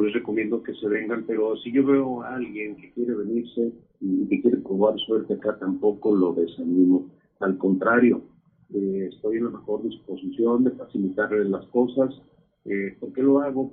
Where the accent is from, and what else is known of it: Mexico; now in United States